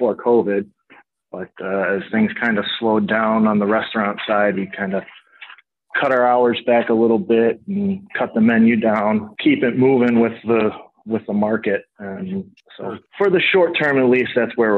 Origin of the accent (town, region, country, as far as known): Lake Forest, Illinois, United States; born or raised there